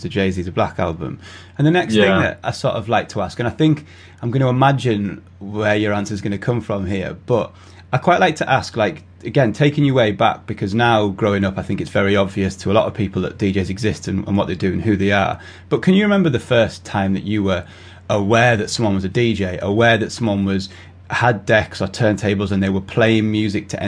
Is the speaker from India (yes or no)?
no; United Kingdom; people in the UK and I guess around most of Europe, but especially the UK, we were trying to sneak into nightclubs when we were 15, 16, 17